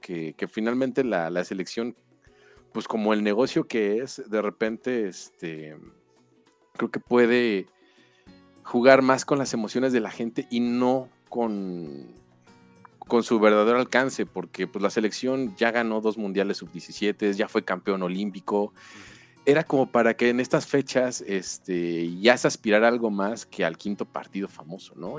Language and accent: Spanish; Mexico; en México